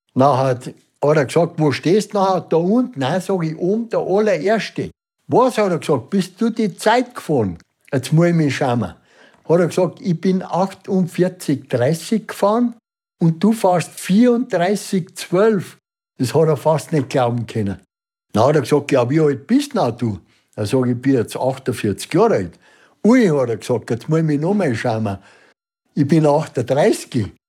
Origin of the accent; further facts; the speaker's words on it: Unterwössen, Bavaria, Germany; Ich bin in Unterwössen in der Au geboren